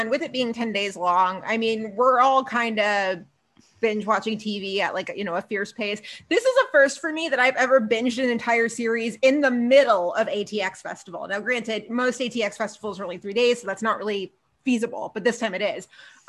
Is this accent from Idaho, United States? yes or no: no; Queens, New York, United States; But I always say I'm from Queens.